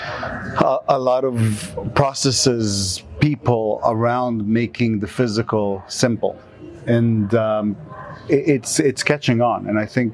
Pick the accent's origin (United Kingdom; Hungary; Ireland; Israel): Israel; now in United States; I'm from Israel